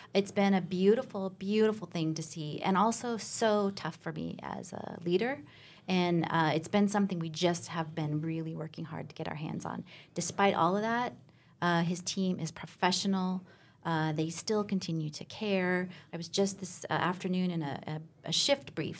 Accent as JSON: {"language": "English", "region": "Alaska", "country": "United States", "tie": "born or raised there", "moved": "yes", "said": "So I grew up in Alaska, a small town in Alaska"}